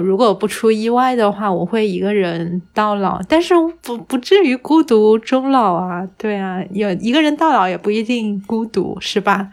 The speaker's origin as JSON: {"language": "Chinese", "town": "Hangzhou", "region": "Zhejiang", "country": "China", "tie": "born or raised there", "said": "像我在杭，杭州长大的话，总体来说城市治安还算比较好嘛"}